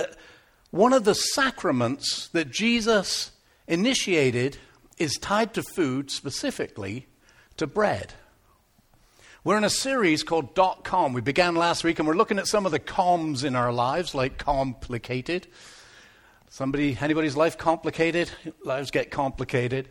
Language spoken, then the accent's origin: English; Devon, South West England, United Kingdom; now in Canada; I am from Devon